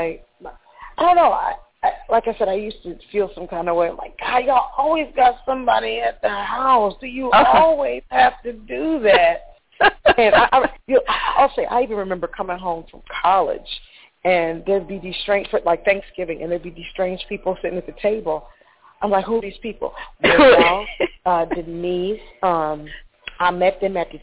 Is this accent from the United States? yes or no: yes; Chester, Pennsylvania, United States; moved away; also born or lived in Atlanta; I grew up in Chester, Pennsylvania, 9 miles south of Philadelphia.